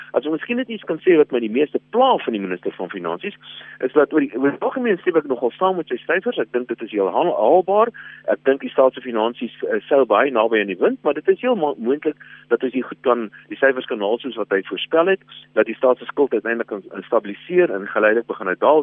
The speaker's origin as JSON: {"language": "Afrikaans", "country": "South Africa", "said": "ons as Suid-Afrikaners"}